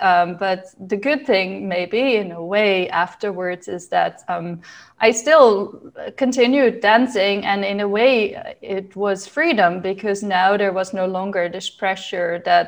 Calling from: Groningen, Netherlands; From Groningen in the Netherlands. It's all the way in the north.

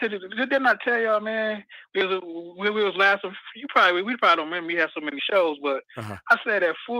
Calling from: Midwest, United States; from the Midwest.

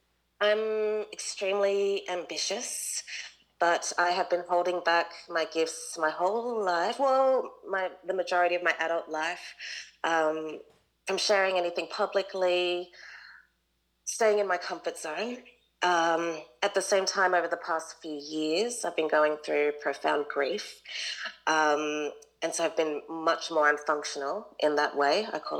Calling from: Sydney, New South Wales, Australia; Hello, I am here from Sydney, Australia. It's about 6 a.m

